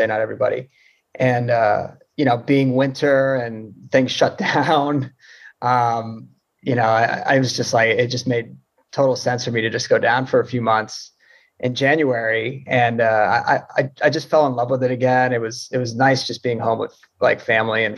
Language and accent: English; Florida, United States; growing up in Florida, you play baseball.